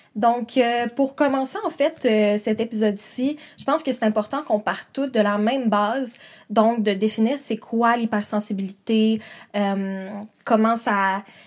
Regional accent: Quebec City, Quebec, Canada; moved away as an adult; now in Montreal, Canada; je viens de Québec et là j'habite à Montréal

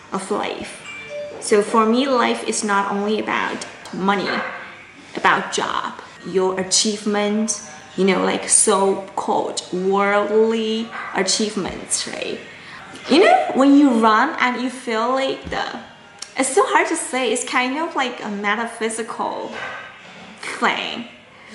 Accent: China; I am from China

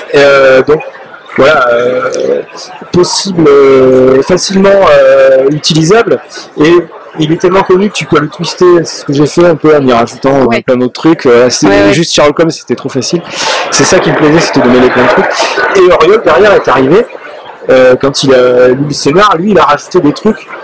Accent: France; moi en tant que Français

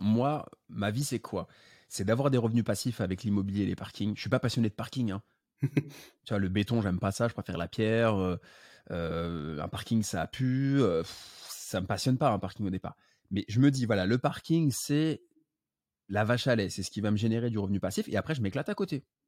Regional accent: Paris, Île-de-France, France; je suis né à Paris, j'habite à Paris

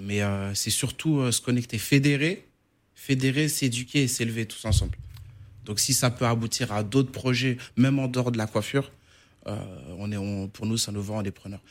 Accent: Paris, Île-de-France, France; also born or lived in Cape Verde; nous, comme on est natif de Danube

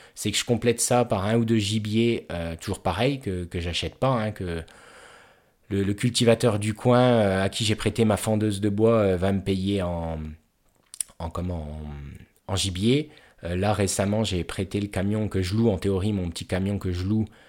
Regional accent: Haute-Marne, Grand Est, France; je suis originaire de Haute-Marne

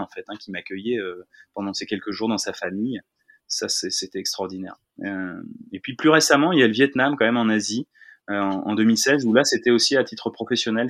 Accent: Tourville-sur-Odon, Normandy, France; je suis originaire de Tourville-sur-Odon, dans le Calvados

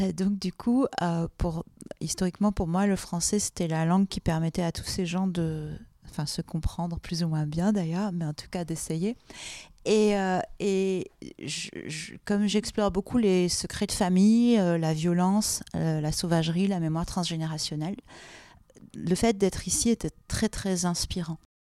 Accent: Marseille, Provence-Alpes-Côte d'Azur, France; now in Paris, France; je suis née à Marseille

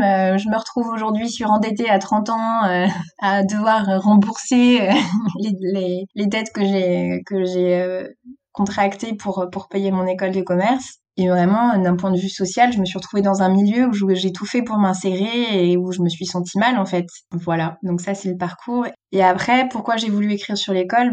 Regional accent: South Finistère, Brittany, France; moved away as an adult; also born or lived in Nantes; j'avais fait mon lycée à Quimper, j'ai grandi dans le Sud Finistère

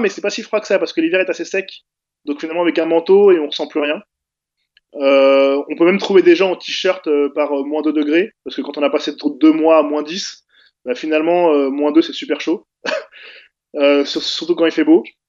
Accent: France; moved away as an adult; now in Toronto, Canada; je suis d'origine maghrébine. en tout cas, mes parents, moi, je suis né en France

